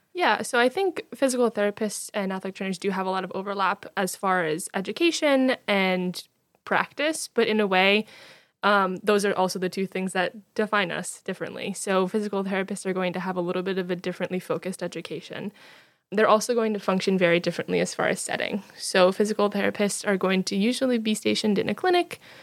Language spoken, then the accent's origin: English; New Jersey, United States; moved away; I'm from New Jersey originally